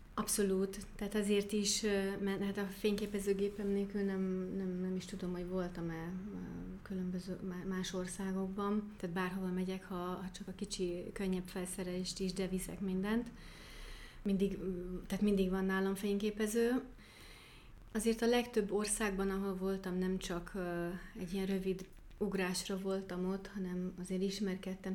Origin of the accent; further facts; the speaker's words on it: near Stuttgart, Baden-Württemberg, Germany; Hungarian is a second language; also born or lived in Kakasd, Hungary / Decs, Hungary; now in Szekszárd, Hungary; Stuttgart mellett születtem, Németországban, Baden-Württembergben, és ott is nevelkedtem